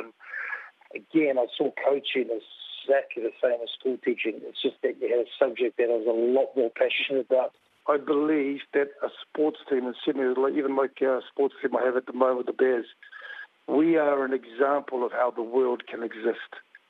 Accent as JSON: {"language": "English", "country": "New Zealand", "said": "But certainly, yeah, at school with the New Zealand way. So, but absolutely proud of being a Kiwi, but absolutely proud to be a Samoan as well."}